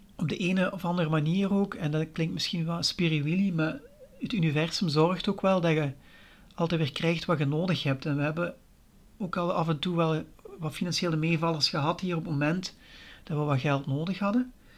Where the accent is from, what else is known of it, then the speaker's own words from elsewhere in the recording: Limburg, Flanders, Belgium; accent: Limburg; ik woon in Limburg. Daar zult je misschien al wel horen aan mijn accent.